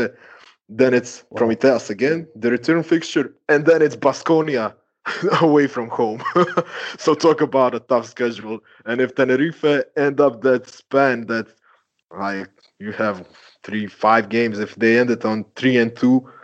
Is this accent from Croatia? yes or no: yes; Croatia; I'm from Croatia